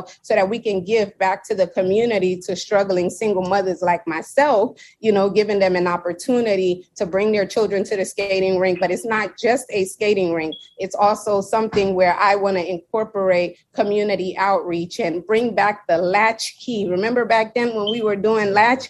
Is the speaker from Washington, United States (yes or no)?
yes; Seattle, Washington, United States; also born or lived in New York; now in Miami, United States; I was born in New York, but raised in Seattle